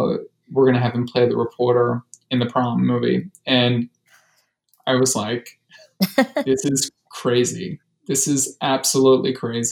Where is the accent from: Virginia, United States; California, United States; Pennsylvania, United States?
Pennsylvania, United States; Philadelphia; when I was a kid, growing up in Philadelphia